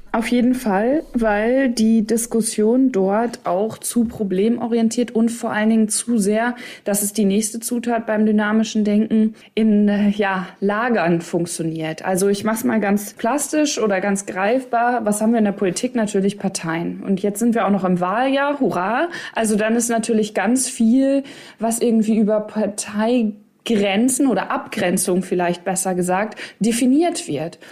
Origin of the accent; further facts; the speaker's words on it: East Westphalia-Lippe, North Rhine-Westphalia, Germany; Ich komme ja aus Ostwestfalen, Lippe, also OWL.